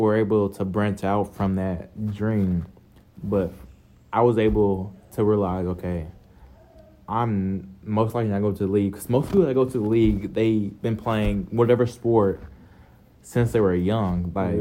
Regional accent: Dallas, Texas, United States; also born or lived in Arkansas; now in College Station, United States; I'm from Dallas, Texas, but I didn't grow up in Arkansas, but I was born in Arkansas, but I moved to Dallas

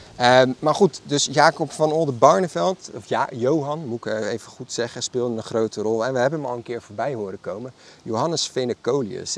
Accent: Maassluis, South Holland, Netherlands; Allebei zijn wij geboren en getogen in Masluis

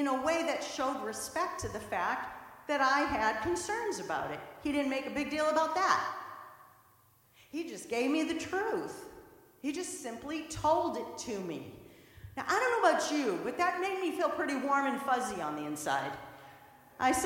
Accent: St. Louis, Missouri, United States; moved away as an adult; also born or lived in Boston; I'm from the Midwest, so I went from St. Louis all the way to Boston, came to college

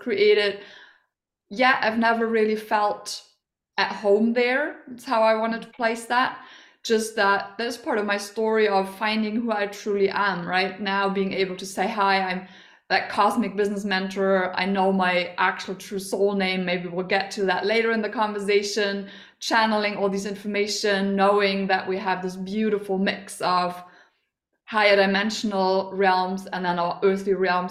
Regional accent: Germany; I am from Germany.

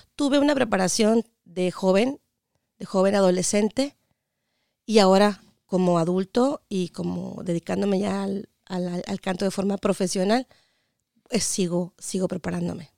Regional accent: Mexicali, Baja California, Mexico; moved away as an adult; also born or lived in Washington, United States; now in United States; Yo soy Cachanilla, de Mexicali, Baja California, ah. orgullosamente norteña

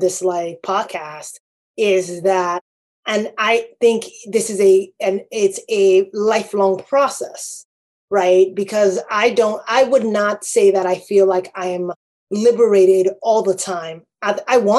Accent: Nigeria; moved away; as a Nigerian born person

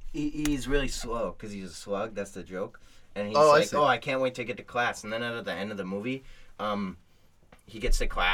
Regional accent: Toronto, Ontario, Canada; But I'm from... I'm from... Toronto?

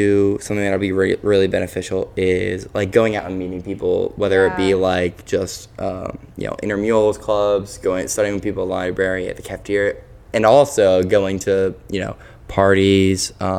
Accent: South Florida, United States; moved away as an adult; now in Dallas, United States; I grew up in Florida

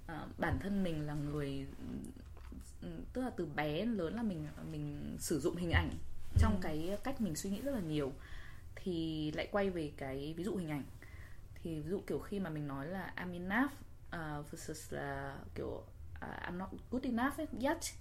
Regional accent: Vietnam; now in New York, United States; mình là người Việt

